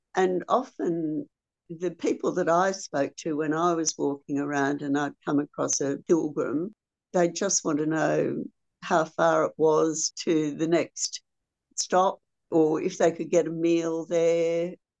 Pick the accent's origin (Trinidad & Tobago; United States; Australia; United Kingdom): Australia; as an Australian